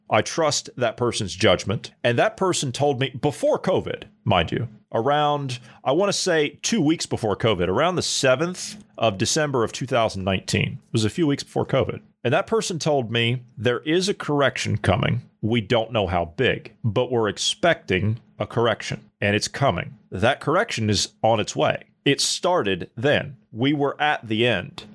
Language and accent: English; Ohio, United States; my home state of Ohio